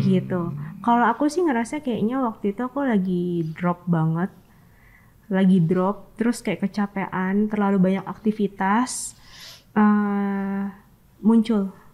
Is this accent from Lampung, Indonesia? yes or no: yes; Lampung, Indonesia; moved away; aku dari Lampung